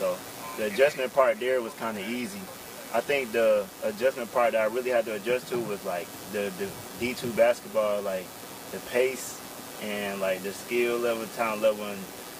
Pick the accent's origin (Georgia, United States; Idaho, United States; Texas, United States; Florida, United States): Georgia, United States; Atlanta; also born or lived in McDonough, Georgia; I'm from Adana, Georgia, and my classification is I'm a junior.